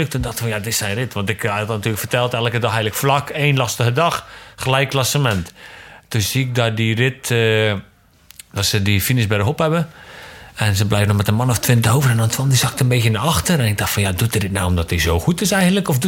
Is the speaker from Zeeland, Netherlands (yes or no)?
yes; Yerseke, Zeeland, Netherlands; we zijn opgegroeid in hetzelfde dorp. We zijn allebei van Iersk eigenlijk.